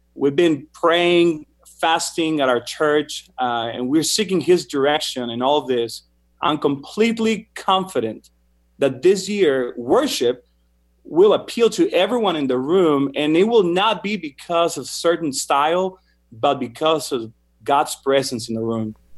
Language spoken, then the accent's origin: English; Mexico; moved away as an adult; also born or lived in Argentina; now in United States; the music style I grew up listening to in Mexico